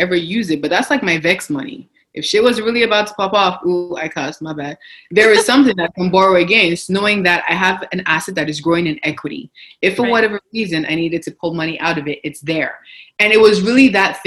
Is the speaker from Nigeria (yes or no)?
yes; Nigeria; now in Canada; I didn't grow up in Canada. I grew up in Nigeria